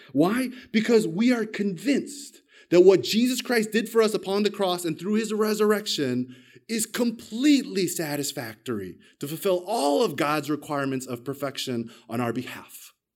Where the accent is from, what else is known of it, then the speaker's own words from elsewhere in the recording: United States; moved away as an adult; now in Australia; I'm an American, but I got my Australian citizenship when I married my Australian wife